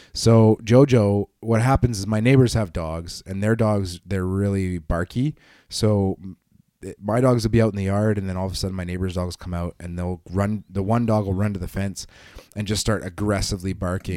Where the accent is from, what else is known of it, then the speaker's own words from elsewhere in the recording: Canada; being a Canadian